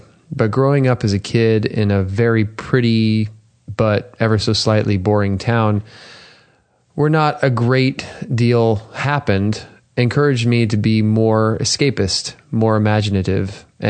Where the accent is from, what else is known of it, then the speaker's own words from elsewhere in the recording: Houston, Texas, United States; I grew up in Houston, millions, like 2 million people at the time in the city limits, huh. And maybe more.